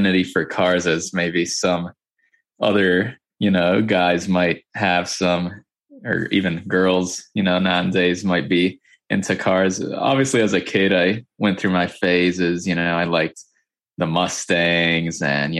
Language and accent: English; Boca Raton, Florida, United States; I live in a city called Boca Raton, which is about an hour north of Miami. I think that's the spot everybody knows in Florida, right? Miami or Orlando. So yeah, I live about an hour north of Miami, lived here my whole life pretty much